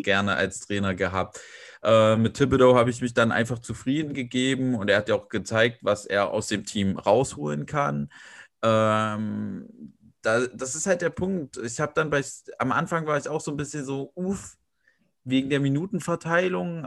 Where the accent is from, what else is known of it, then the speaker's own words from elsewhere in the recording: Weimar, Thuringia, Germany; moved away as an adult; now in Leipzig, Germany; gebürtiger Weimarer, wohne jetzt in Leipzig